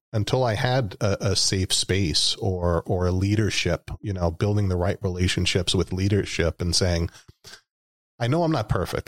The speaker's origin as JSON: {"language": "English", "region": "New York", "country": "United States", "tie": "born or raised there", "moved": "as an adult", "said": "that's my home state. That's where I was born and raised"}